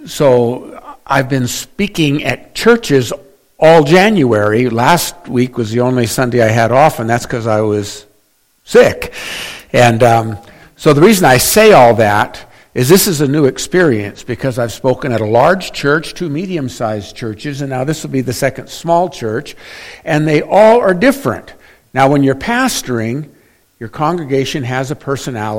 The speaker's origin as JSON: {"language": "English", "region": "Oregon", "country": "United States", "also_born_or_lived": "Las Vegas, Nevada", "said": "I'm an Oregonian at heart"}